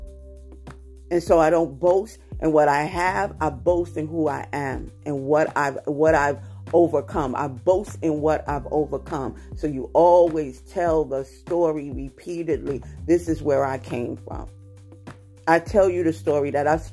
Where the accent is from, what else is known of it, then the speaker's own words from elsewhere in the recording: United States; I'm an American, praise God.